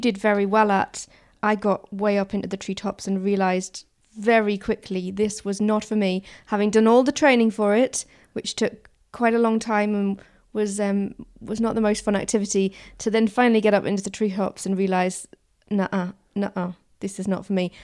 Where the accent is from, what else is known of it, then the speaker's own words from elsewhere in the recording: Newcastle upon Tyne, North East England, United Kingdom; moved away; I grew up in Newcastle